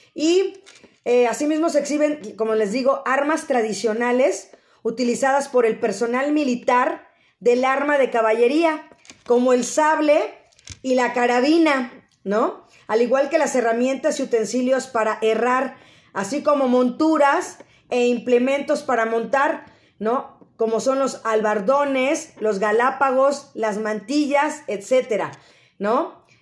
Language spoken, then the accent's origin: Spanish; Mexico; el espíritu que tenemos los mexicanos